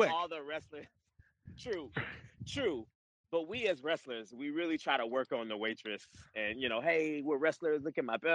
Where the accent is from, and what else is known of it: Georgia, United States